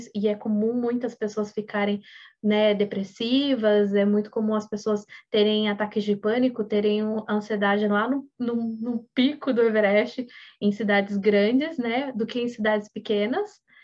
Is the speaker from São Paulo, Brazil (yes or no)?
yes; Sorocaba, São Paulo, Brazil; moved away; also born or lived in São José do Rio Preto; eu nasci em São José do Rio Preto, interior de São Paulo é uma cidade grande, e a gente foi para Sorocaba.